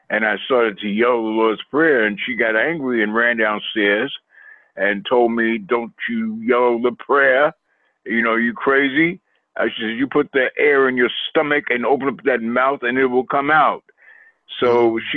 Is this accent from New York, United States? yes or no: yes; Queens, New York, United States; I was raised in Queens, New York.